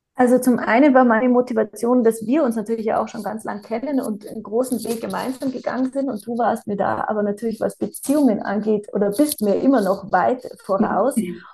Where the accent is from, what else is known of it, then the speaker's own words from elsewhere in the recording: Bavaria, Germany; now in South Tyrol, Italy; Ich bin gebürtig aus Bayern und lebe jetzt aber schon ganz lang in Südtirol